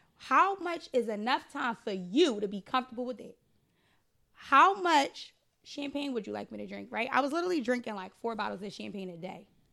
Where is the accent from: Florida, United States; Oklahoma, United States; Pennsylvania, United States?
Pennsylvania, United States; Philadelphia; I used to live in fifty-seven Headfield. That's where I grew up at.